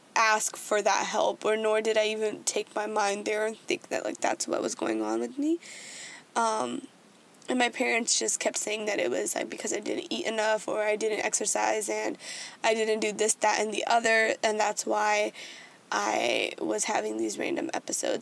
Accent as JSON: {"language": "English", "country": "United States", "tie": "born or raised there", "said": "growing up as like someone being Indian American, like growing up in that way"}